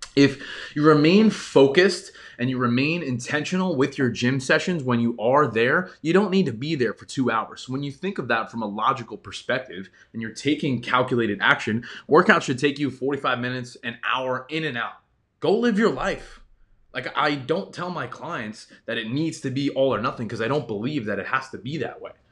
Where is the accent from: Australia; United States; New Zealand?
United States; New York; I grew up in New York